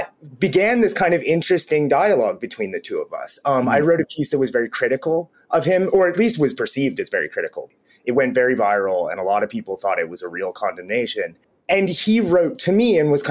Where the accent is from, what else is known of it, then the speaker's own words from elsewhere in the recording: Cincinnati, Ohio, United States; moved away; also born or lived in Brooklyn, New York; I am from Cincinnati, Ohio, as is J.D. Vance